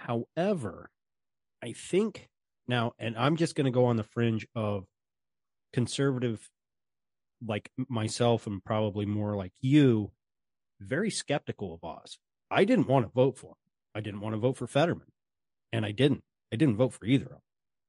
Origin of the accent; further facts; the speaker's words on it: Wisconsin, United States; No. And I grew up in Wisconsin.